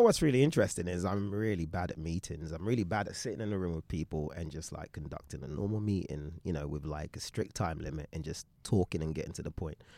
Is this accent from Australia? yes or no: no; London, United Kingdom; moved away as an adult; also born or lived in Shoreditch; now in Los Angeles, United States; I grew up in East London.